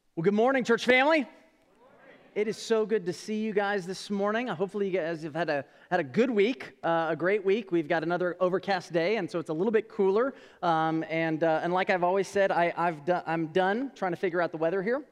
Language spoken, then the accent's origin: English; California, United States; moved away; I'm originally from California.